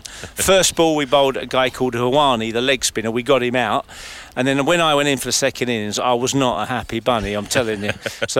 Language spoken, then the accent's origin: English; London, United Kingdom; moved away as an adult; also born or lived in Shenfield, Essex; now in Ingatstone, United Kingdom; I was brought up in Leightonstone, which is about a mile and a half from what was then the Leighton County Ground, where we played county cricket. I played in the last game there in 1977. And basically, I live at just up the road at Ingatstone.